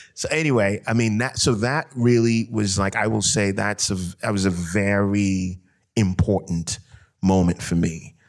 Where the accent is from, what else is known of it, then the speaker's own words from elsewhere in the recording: Ghana; I grew up in Ghana, you know, and, um, I grew up around a family of storytellers